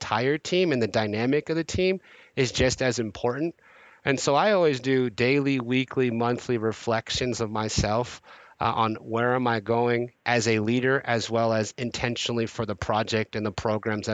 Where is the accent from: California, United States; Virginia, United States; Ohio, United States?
California, United States; Bay Area; I'm born and raised in the Bay Area